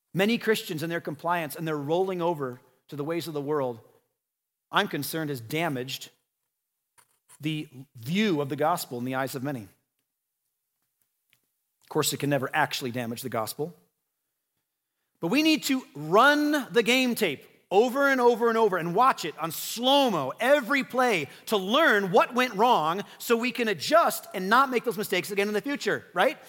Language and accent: English; United States; we're American